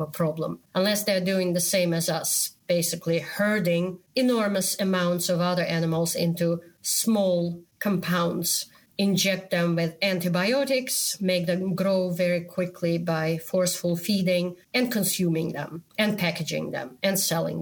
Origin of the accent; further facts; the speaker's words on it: Moscow, Russia; moved away; me growing up in the Soviet Union, in the country which is probably the worst country in the world right now. I was born in Moscow.